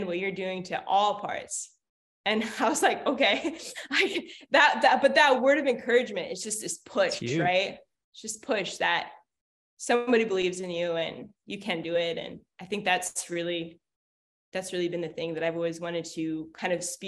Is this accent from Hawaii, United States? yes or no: yes; Hawaii, United States; I'm from Hawaii